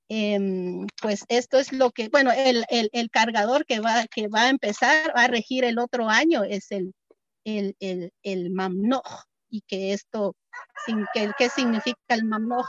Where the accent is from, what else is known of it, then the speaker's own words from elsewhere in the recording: Momostenango, Totonicapán, Guatemala; soy originaria de Momostenango